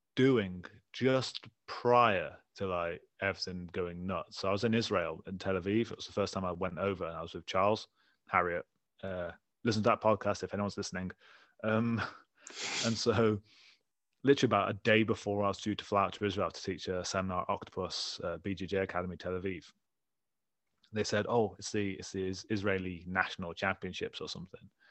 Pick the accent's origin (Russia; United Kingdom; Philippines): United Kingdom; England; I'm from England